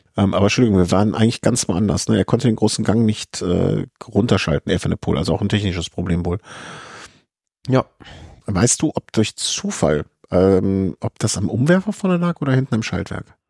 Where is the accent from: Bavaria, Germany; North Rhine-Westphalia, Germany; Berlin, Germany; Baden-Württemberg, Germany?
North Rhine-Westphalia, Germany; Cologne; ich komme aus Köln